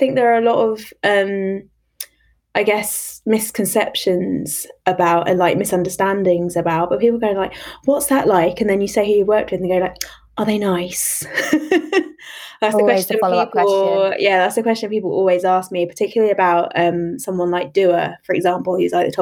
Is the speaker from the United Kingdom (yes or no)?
yes; London, United Kingdom; I grew up in East London